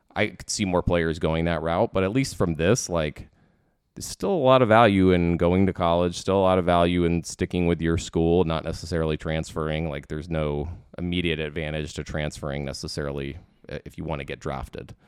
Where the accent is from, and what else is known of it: Washington, District of Columbia, United States; born or raised there